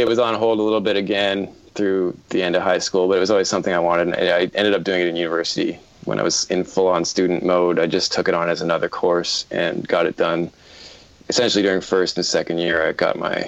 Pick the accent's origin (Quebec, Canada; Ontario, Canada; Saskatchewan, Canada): Ontario, Canada; Toronto; I'm from Toronto, Canada.